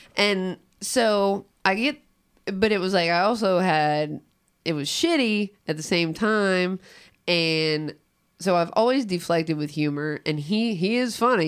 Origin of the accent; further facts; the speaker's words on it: Cincinnati, Ohio, United States; I grew up in Price Hill, but I also grew up in South Fairmount